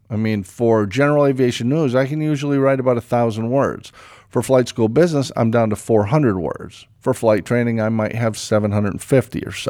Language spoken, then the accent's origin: English; East Hartford, Connecticut, United States; I grew up in East Hartford, Connecticut, right across the, the river from Pratt and Whitney